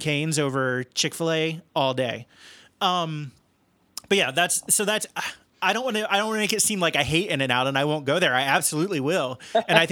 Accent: Cincinnati, Ohio, United States; where I grew up in Cincinnati

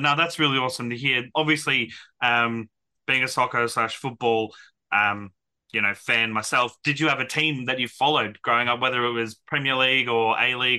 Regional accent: Brisbane, Queensland, Australia; I was born in Brisbane myself.

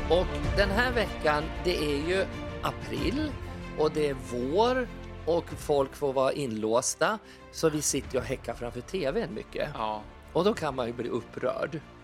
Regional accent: Furuvik, Gävleborg County, Sweden; moved away; hemma i Furuvik egentligen då, där jag växte upp

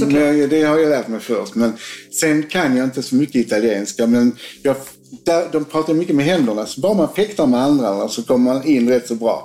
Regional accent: Sweden; Sverige där jag kommer ifrån

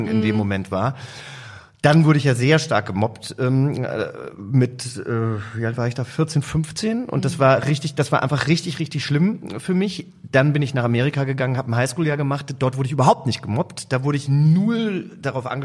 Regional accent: Langgöns, Hesse, Germany; also born or lived in Butzbach; Ich komme aus Langgöns.

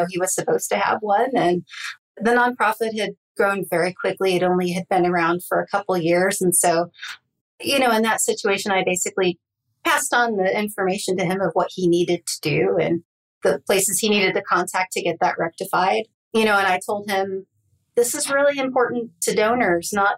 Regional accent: Northeast Ohio, United States; I grew up in Northeast Ohio, not, you know, about 45 minutes away from Cleveland, not far from Kent State University

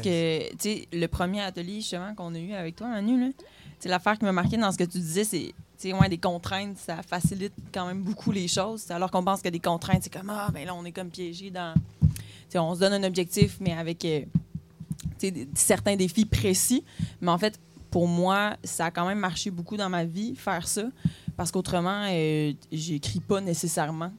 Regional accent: Quebec City, Quebec, Canada; je suis une femme de 22 ans, je viens de la ville de Québec

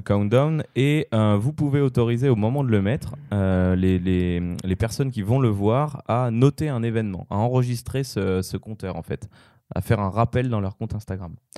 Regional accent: France; en tant que Français

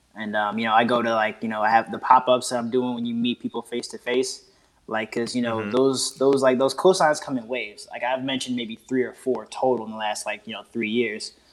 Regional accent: Oakland, California, United States; now in Washington, DC, United States; I'm in DC right now. I'm from the Bay Area originally

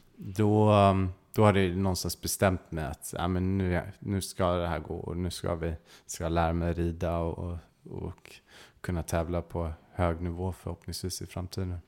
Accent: Stockholm, Stockholm County, Sweden; moved away as an adult; now in England; jag växte upp inne i Stockholm

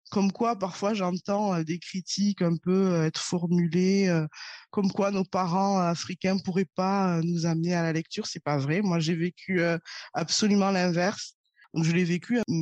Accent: Toulouse, Occitania, France; Je suis née et j'ai grandi à Toulouse, dans le sud de la France.

